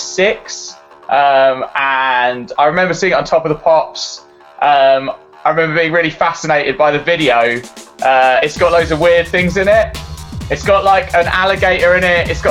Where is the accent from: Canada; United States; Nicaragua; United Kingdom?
United Kingdom; Cambridge, East of England; moved away as an adult; also born or lived in Canterbury; now in Brighton, United Kingdom; I grew up in Cambridge. So, went to school there